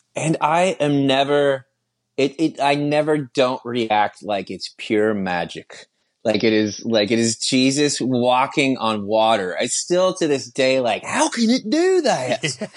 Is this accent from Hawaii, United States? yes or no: no; Austin, Texas, United States; I'm from Austin, Texas